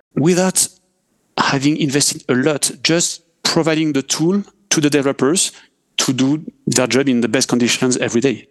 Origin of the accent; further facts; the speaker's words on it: France; accent: French; English is a second language; I'm, I'm French, as uh, we can hear with my accent